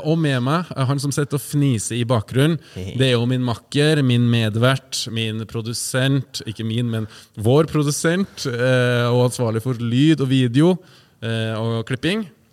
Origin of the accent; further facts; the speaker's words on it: Trøndelag, Norway; vi er jo trøndere